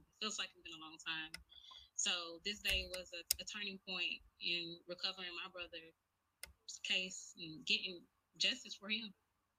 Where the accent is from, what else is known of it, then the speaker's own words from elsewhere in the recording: Brunswick, Georgia, United States; my hometown, which is Brunswick, Georgia